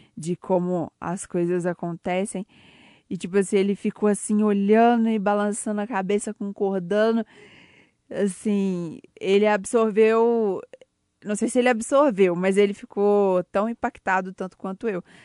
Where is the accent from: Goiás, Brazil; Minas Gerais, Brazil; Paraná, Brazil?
Minas Gerais, Brazil; Ouro Preto; eu sou de Ouro Preto, trabalho na Rádio Tatiaia de Ouro Preto